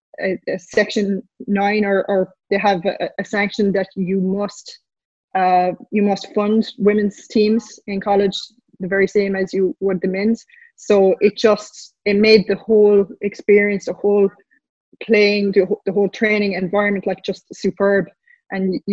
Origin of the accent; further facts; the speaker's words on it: Croom, Munster, Ireland; I'm from Banogh Croom area, and my parents would travel to Ennis many weekends